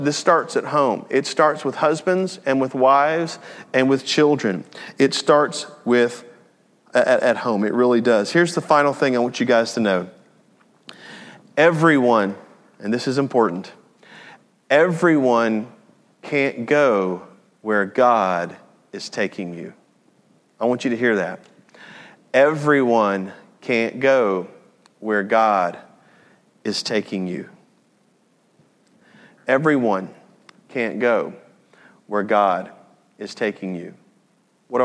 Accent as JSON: {"language": "English", "town": "Jackson", "region": "Tennessee", "country": "United States", "tie": "born or raised there", "moved": "yes", "said": "I was born and raised in Jackson, Tennessee"}